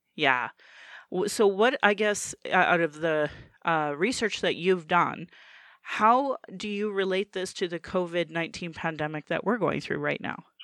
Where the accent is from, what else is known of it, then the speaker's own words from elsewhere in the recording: Calgary, Alberta, Canada; I acknowledge my Dene lineage and that I was born in Calgary